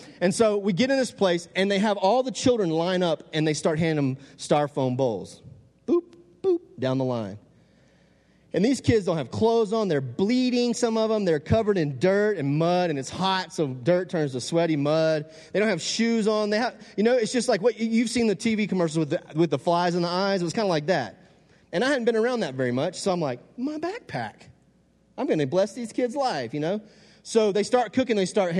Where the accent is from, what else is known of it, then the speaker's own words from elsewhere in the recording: Texas, United States; I'm from the South, Texas people, you know what I'm talking about.